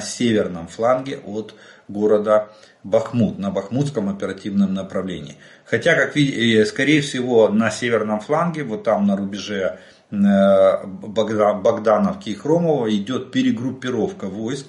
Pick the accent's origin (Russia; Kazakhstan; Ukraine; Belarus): Ukraine; мы из Украины